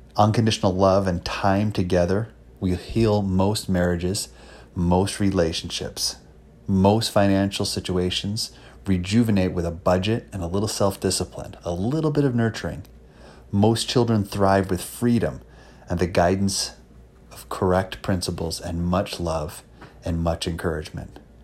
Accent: Palmyra, New York, United States; also born or lived in Marion, New York; I actually grew up in Palm Mar, New York, went to school in a little town called Marion

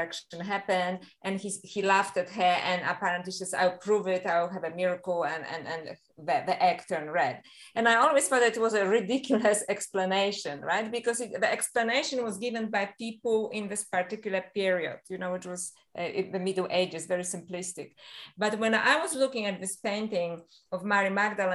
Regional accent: Poland; moved away; I was a little girl and I was brought up in Catholic Poland

